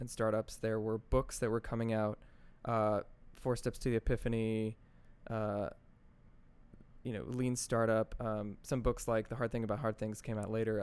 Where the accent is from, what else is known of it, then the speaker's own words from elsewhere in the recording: Secaucus, New Jersey, United States; also born or lived in White Plains, New York / Connecticut / New York; I grew up mostly in, in Secaucus, New Jersey.